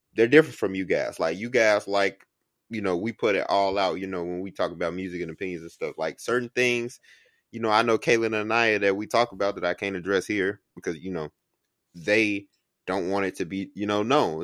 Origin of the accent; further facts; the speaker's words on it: Chicago, Illinois, United States; I'm from Chicago